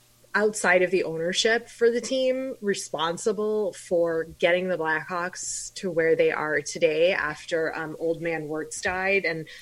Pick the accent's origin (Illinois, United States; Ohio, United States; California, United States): Illinois, United States; Chicago; now in Los Angeles, United States; I'm from Chicago, and when you're from there, that's the only option you have for NHL teams to follow.